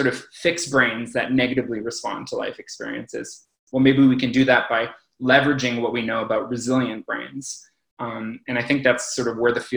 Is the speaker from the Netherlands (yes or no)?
no; Toronto, Ontario, Canada; moved away as an adult; now in Montreal, Canada; I'm originally from Toronto. I moved to Montreal to actually do my PhD in neuroscience.